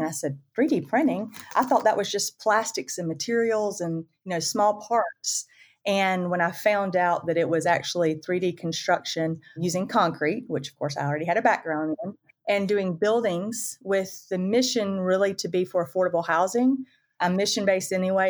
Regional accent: the Panhandle of Florida, United States; I'm from the Panhandle of Florida

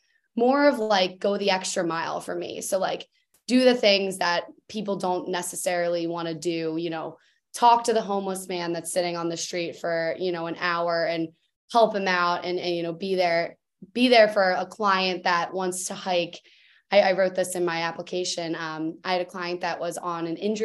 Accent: Philadelphia, Pennsylvania, United States; I'm from Philly, Pennsylvania.

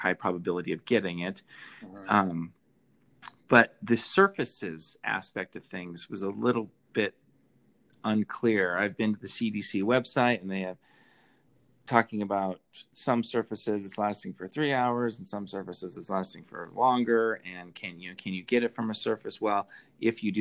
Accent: Idaho, United States; moved away as an adult; now in Salt Lake City, United States; I haven't actually lived here my whole life. I'm originally from Idaho

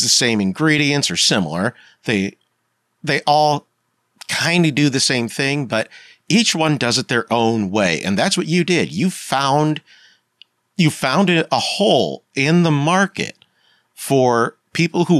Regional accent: Pennsylvania, United States; I grew up in the 90s in Pennsylvania

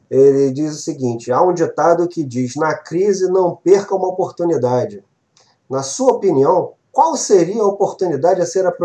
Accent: Brazil; Mas assim, como bom brasileiro, né, eu precisava perguntar para entender também

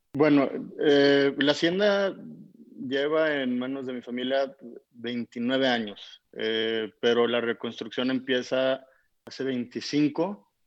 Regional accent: Durango, Mexico; nosotros como norteños

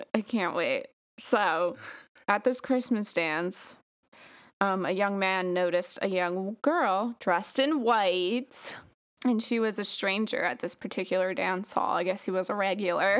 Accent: Long Island, New York, United States; born or raised there

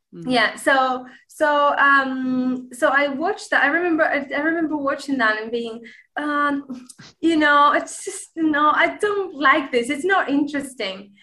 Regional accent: Granada, Andalusia, Spain; first language Spanish; English is a second language; I am Spanish. I am from the city of Granada right and uh, yeah i speak spanish obviously it's my my native tongue

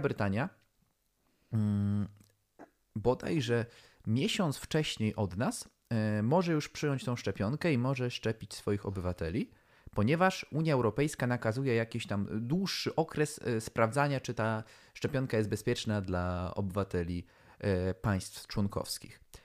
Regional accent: Poland

